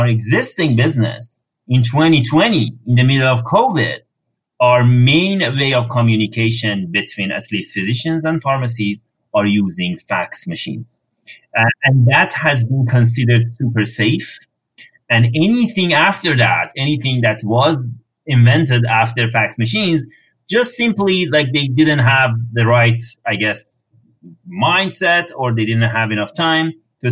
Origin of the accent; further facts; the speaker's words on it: Iran; moved away as an adult; now in Canada; I'm coming from Iran. Over there, I've worked for governments for a while